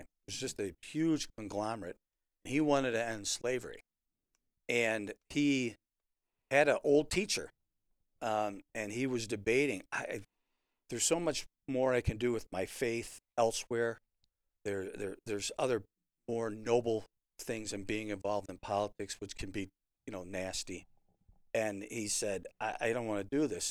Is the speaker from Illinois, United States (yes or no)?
yes; Chicago, Illinois, United States; now in Rockford, United States; Growing up in the Chicago area